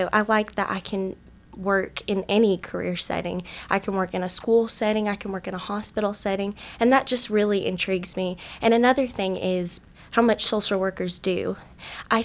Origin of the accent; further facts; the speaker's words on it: Johnson City, Tennessee, United States; also born or lived in Mount Clemens, Michigan; I am originally from Mount Clemens, Michigan. I moved here to Tennessee when I was about 3 years old, and I've lived in the Johnson City area ever since